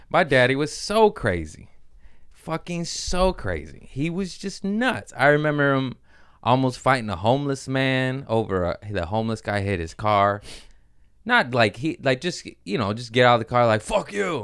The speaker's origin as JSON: {"language": "English", "town": "Torrance", "region": "California", "country": "United States", "tie": "born or raised there", "said": "I grew up in Torrance, which is a nice area"}